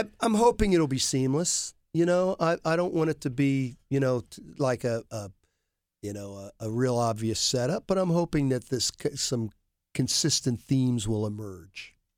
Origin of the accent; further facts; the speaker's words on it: Worthington, Ohio, United States; I grew up with David in Worthington